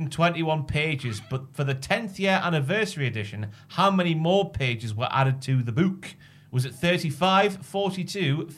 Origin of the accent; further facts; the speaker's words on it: Morpeth, North East England, United Kingdom; my hometown of Morpeth.